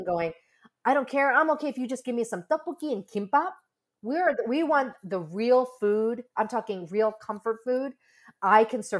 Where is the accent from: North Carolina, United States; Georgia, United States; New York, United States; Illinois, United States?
North Carolina, United States; my home state is a very warm, friendly place in North Carolina